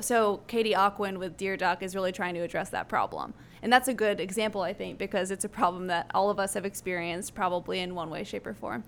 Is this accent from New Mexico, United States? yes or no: yes; Albuquerque, New Mexico, United States; moved away as an adult; now in San Antonio, United States; I grew up in Albuquerque, New Mexico